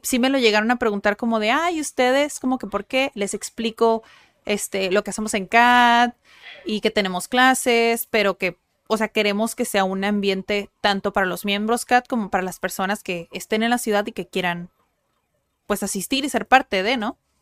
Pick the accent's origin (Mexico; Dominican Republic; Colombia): Mexico; Tijuana, Baja California; Sí, somos de Tijuana, nacimos en Tijuana, crecimos en Tijuana, no estudiamos en otro lugar.